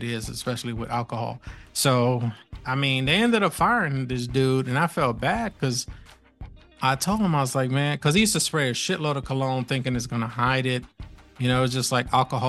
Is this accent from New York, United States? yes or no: yes; New York, United States; moved away; I was from New York